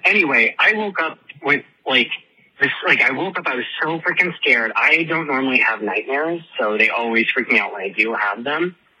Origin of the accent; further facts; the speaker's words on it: Henderson, Nevada, United States; I'm from Las Vegas, technically Henderson, but I mean it's all Vegas.